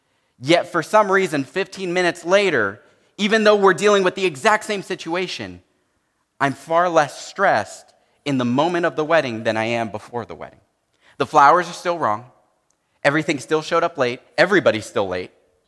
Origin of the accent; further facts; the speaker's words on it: San Jose, California, United States; I grew up in San Jose, but I grew up in a very Hispanic home, and so I know a lot of Spanish